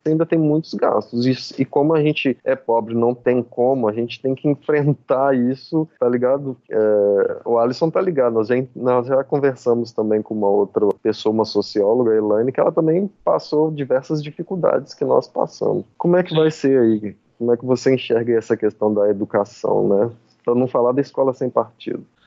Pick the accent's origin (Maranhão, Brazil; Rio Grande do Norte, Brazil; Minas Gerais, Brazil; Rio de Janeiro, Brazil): Minas Gerais, Brazil; Betim; moved away as an adult; now in Paraíba, Brazil; sou da periferia de, de Betim, Minas Gerais, região metropolitana de Belo Horizonte